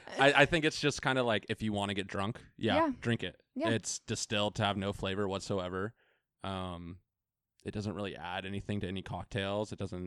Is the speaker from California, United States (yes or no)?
yes; Ventura, California, United States; also born or lived in Orange County; I grew up in Ventura.